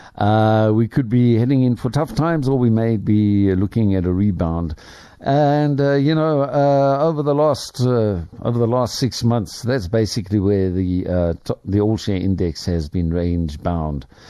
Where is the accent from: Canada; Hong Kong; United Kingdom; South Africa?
South Africa; I have traveled my home country rather extensively, but there are still parts of South Africa that I haven't seen